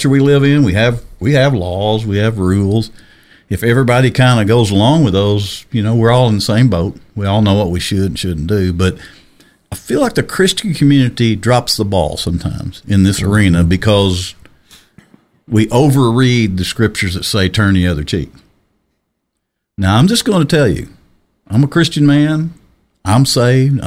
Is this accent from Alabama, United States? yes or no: no; Arkansas, United States; I was born and raised in Arkansas